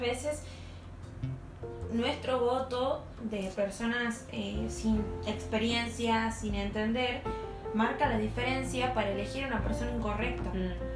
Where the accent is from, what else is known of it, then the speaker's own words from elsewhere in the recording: Argentina; nuestro país